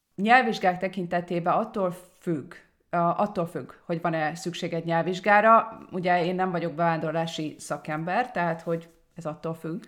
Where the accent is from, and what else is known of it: Hungary; moved away